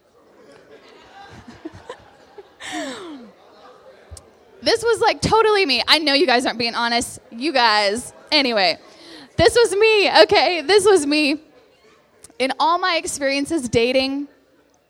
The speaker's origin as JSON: {"language": "English", "region": "Texas", "country": "United States", "also_born_or_lived": "West Virginia", "moved": "as an adult", "lives_now": "Morgantown, United States", "said": "I'm from Texas"}